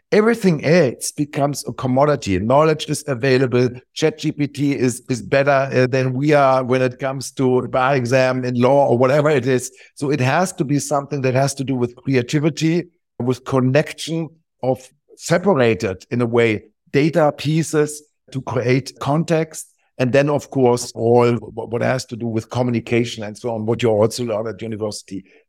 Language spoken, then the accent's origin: English; Wiesbaden, Hesse, Germany; moved away as an adult; also born or lived in Hamburg; I grew up in Hamburg, which is the northern part of Germany. Pretty soon then moved to, uh, a town close to Frankfurt, the financial center of Germany called Wiesbaden, where I went for school and basically stayed there until I was eighteen